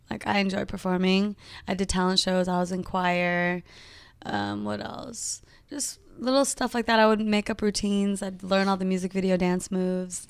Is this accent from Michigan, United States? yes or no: no; Modesto, California, United States; moved away as an adult; also born or lived in San Jose, California; now in Los Angeles, United States; raised in Modesto, California